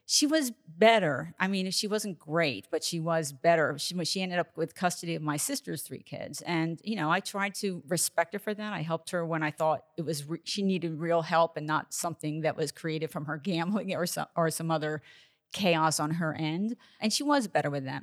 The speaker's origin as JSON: {"language": "English", "region": "New Jersey", "country": "United States", "tie": "born or raised there", "said": "I grew up in New Jersey"}